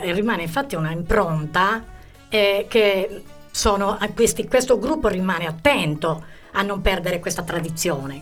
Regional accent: Arbus, Sardinia, Italy; del mio paese

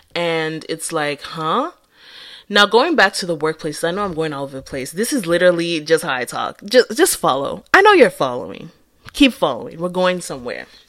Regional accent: Akwa Ibom, Nigeria; accent: Nigerian English; moved away as an adult; now in United States; I'm from Acquire Boom. Well, my dad is, so I'm half from Acquire Boom

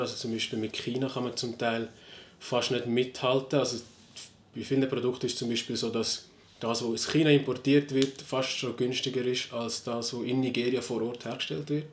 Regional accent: Switzerland; bei uns in der Schweiz

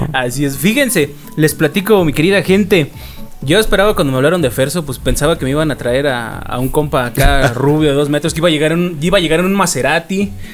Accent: Mexico City, Mexico; now in Oaxaca, Mexico; como buen este chilango que llegué a, Oaxaca

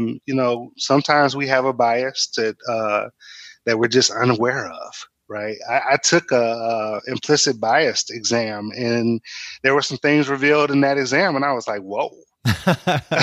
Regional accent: Michigan, United States; I grew up in different, you know, parts of Michigan.

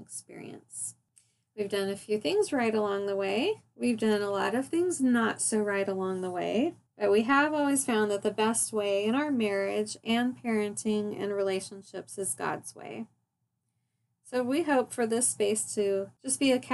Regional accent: Phoenix, Arizona, United States; also born or lived in California / Washington; I grew up born in California, but I grew up in Phoenix then.

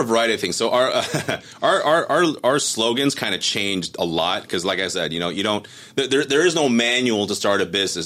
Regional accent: Cerritos, California, United States; also born or lived in Taiwan / Monterey Park, California; Grew up in Monterey Park, came here, uh, came to, to Cerritos actually. Grew up in Cerritos

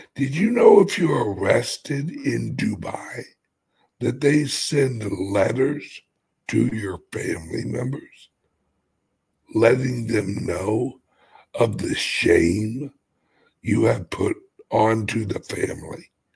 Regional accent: United States; I'm an American

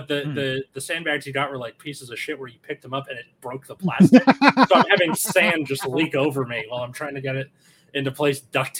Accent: California, United States; as a Californian

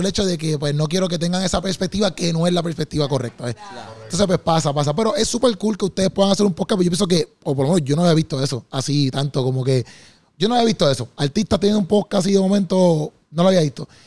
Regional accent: Puerto Rico; lo que yo veo acá en mi país, por ejemplo, o los venues, pues, se patrocina a veces mucho, quizás este, pues, lo, malo, o quizás otro tipo de contenido que no es cristiano, y a veces ya la gente, por ejemplo, en PR, nosotros sí somos una, una, un país cristiano

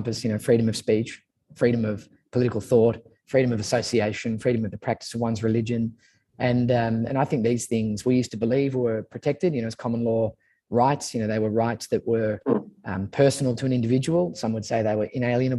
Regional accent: Sydney, New South Wales, Australia; also born or lived in Manly / Brookvale; I grew up in St. Ives, which is in the North Shore of Sydney, and then moved to Manly

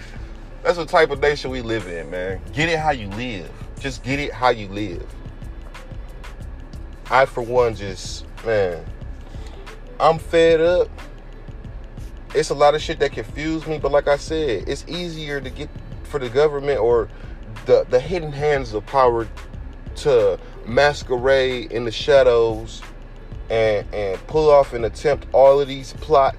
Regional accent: United States; us as American citizens

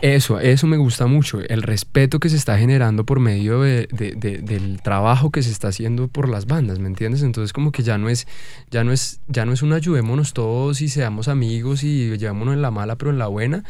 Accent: Bogotá, Colombia; nosotros con nuestra falta de identidad como, como, como país y como bogotanos

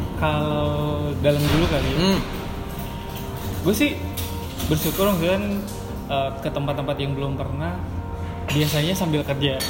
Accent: Bandung, West Java, Indonesia; moved away; gue orang Bandung

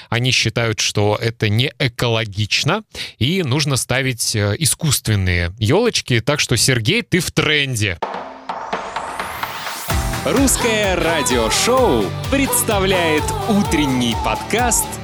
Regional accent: Kaliningrad, Kaliningrad Oblast, Russia; moved away; города Калининград, откуда я родом и где живут мои родители

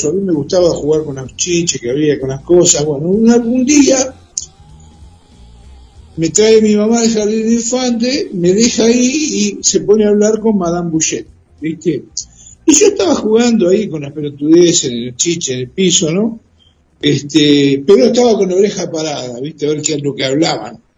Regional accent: Mar del Plata, Buenos Aires Province, Argentina; Acá en Mar del Plata, soy nativo.

